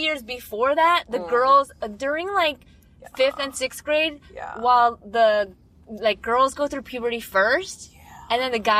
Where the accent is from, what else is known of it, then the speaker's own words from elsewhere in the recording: Chicago, Illinois, United States; accent: Chicago; No. I got rid of the Chicago accent.